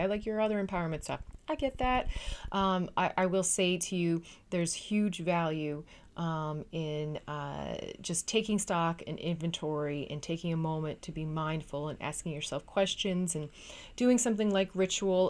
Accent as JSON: {"language": "English", "region": "Newfoundland and Labrador", "country": "Canada", "moved": "as an adult", "lives_now": "Netherlands", "said": "I am a Canadian. uh, Newfoundlanders specifically. Uh, I come from an island in the North Atlantic, uh, called Newfoundland, but I currently live in the Netherlands"}